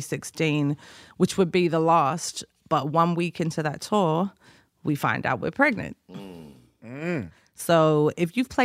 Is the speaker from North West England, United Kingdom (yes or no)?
yes; Liverpool, North West England, United Kingdom; and well, I'm from Liverpool, so Liverpool LFC.